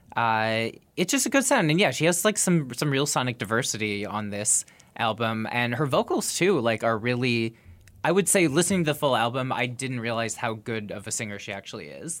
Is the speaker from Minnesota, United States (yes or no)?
yes; Minneapolis, Minnesota, United States; my hometown of Minneapolis.